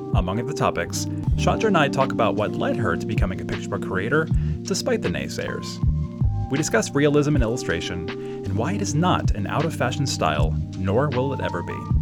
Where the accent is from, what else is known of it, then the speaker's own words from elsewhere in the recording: Baltimore, Maryland, United States; also born or lived in Parkville, Maryland / Towson, Maryland; I'm from Baltimore.